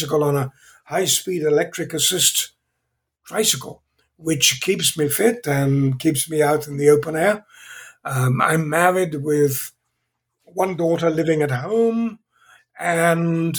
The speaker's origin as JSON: {"language": "English", "region": "England", "country": "United Kingdom", "tie": "born or raised there", "also_born_or_lived": "Zambia", "accent": "British", "moved": "as an adult", "lives_now": "California, United States", "said": "I was born in England. I still have somewhat of a British accent, although I've been in California for 55 years"}